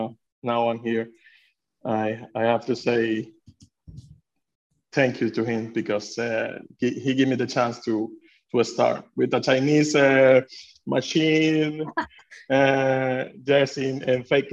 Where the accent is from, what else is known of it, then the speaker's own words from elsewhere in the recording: Venezuela; English is a second language; now in Sweden; I'm from Venezuela. I'm born in Venezuela.